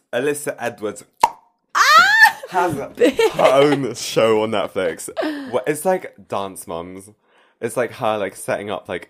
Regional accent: France; moved away; the vibes that I grew up with in France.

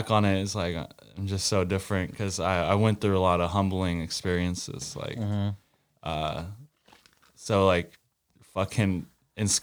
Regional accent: Windsor, California, United States; also born or lived in Santa Rosa, California; I grew up in Windsor my whole life, born in Santa Rosa

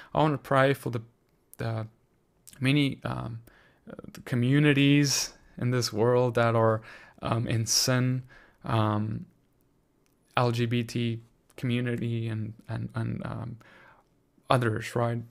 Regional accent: South Africa; my home country, South Africa.

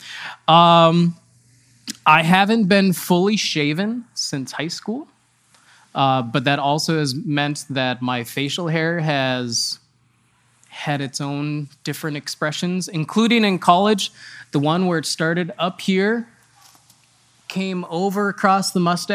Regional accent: Eau Claire, Wisconsin, United States; I grew up in Wisconsin

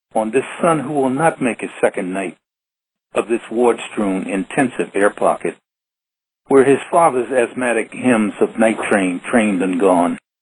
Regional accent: New York City, New York, United States; a five-year-old boy who grew up in his grandparents' house in Brooklyn, Brooklyn, New York

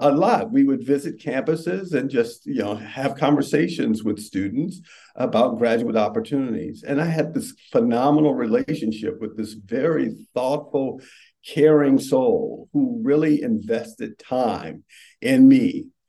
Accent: Richmond, Virginia, United States; I grew up in Richmond.

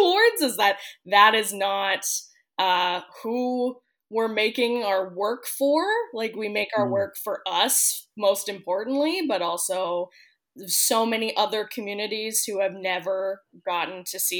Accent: Victoria, British Columbia, Canada; we're based on Victoria.

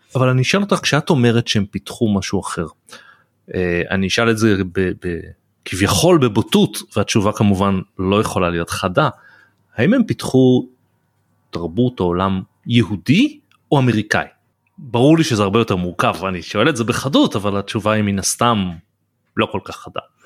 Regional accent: Israel; also born or lived in United States; אני חייתי תקופה בארצות הברית ששם אה, וגדלתי בישראל

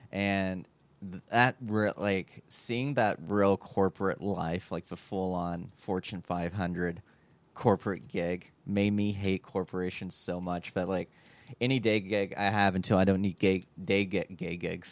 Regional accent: Kentucky, United States; we're both from Kentucky.

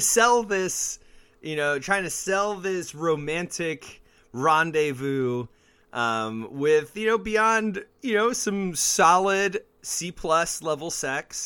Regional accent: Mesa, Arizona, United States; growing up in Mesa and being in the music scene

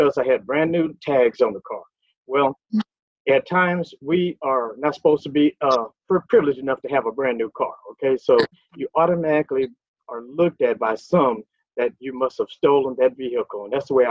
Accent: Lake Charles, Louisiana, United States; moved away as an adult; now in Texas, United States; I'm actually from Lake Charles, Louisiana. I now live in Texas and have been here for over 40 years

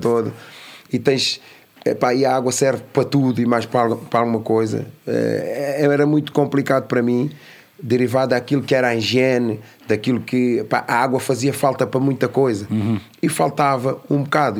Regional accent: Amadora, Lisbon, Portugal; also born or lived in São Tomé and Príncipe; nasci em São Tomé Príncipe. vim para, para a Cova da Moura com dois anos de idade.

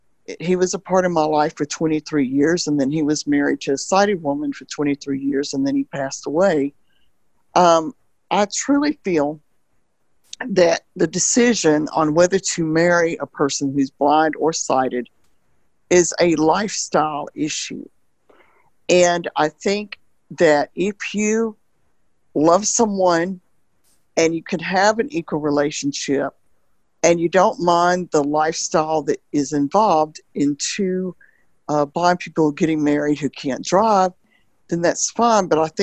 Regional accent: Alabama, United States; No, I'm from Alabama.

